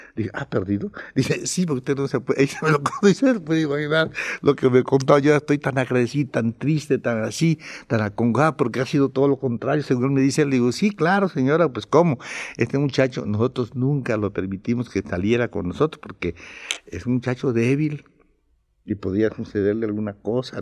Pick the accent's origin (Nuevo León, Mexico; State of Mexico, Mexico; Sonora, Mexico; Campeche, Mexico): Campeche, Mexico; also born or lived in Ciudad del Carmen, Mexico; mi pueblo en Campeche, en Ciudad del Carmen, porque mucha gente a mí me confunde con como carmelita